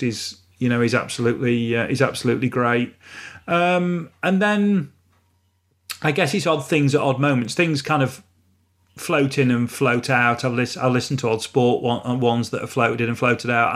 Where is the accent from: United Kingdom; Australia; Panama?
United Kingdom; Retford, East Midlands; I was born and raised in Retford